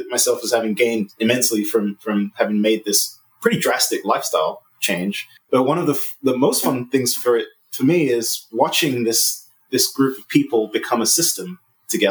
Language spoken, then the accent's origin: English; England, United Kingdom; moved away; I'm originally from England